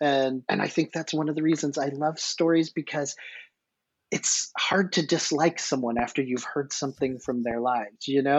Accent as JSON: {"language": "English", "region": "the South", "country": "United States", "said": "Well, being a Southerner, you'll appreciate"}